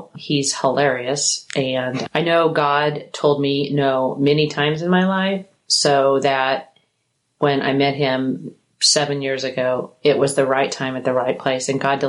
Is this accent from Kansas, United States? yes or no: yes; Kansas, United States; also born or lived in St. Louis, Missouri / Las Vegas, Nevada; now in Brandon, Mississippi, United States; how did you move from Vegas to Mississippi? And I said, well, what if I said that I'm originally from Kansas?